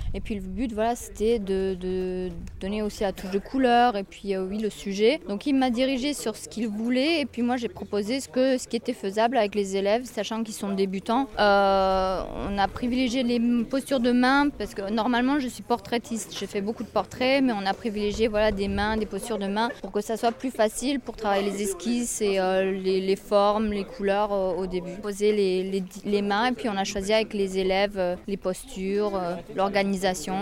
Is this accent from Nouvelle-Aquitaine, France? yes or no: yes; Limoges, Nouvelle-Aquitaine, France; moved away as an adult; now in Corrèze, France; Je viens de Limoges à la base. Je suis originaire de Limoges. Je suis installée en Corrèze actuellement